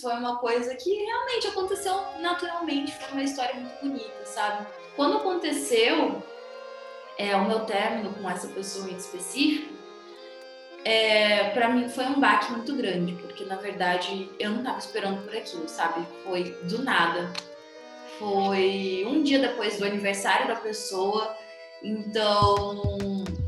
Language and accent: Portuguese; Campo Grande, Mato Grosso do Sul, Brazil; eu tenho 22 anos, sou de Campo Grande, Mato Grosso do Sul.